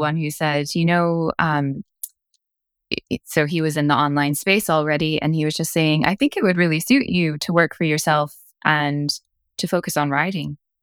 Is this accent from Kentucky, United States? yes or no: yes; Kentucky, United States; moved away as an adult; also born or lived in Cork, Ireland; I'm from Kentucky.